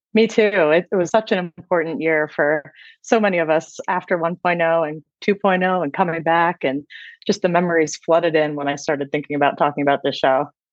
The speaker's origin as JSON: {"language": "English", "region": "Ohio", "country": "United States", "tie": "born or raised there", "said": "I grew up in Ohio"}